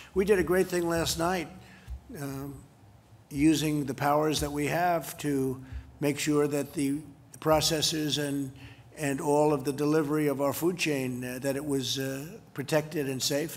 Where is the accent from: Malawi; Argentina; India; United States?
United States; New York City, New York; some of these places that I know growing up in Queens